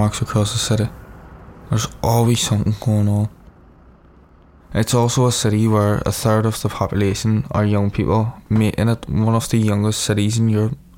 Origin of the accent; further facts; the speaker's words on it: Belfast, Northern Ireland, United Kingdom; I'm 18 years old, and I'm from North Belfast. Growing up, I used to walk around the city centre a lot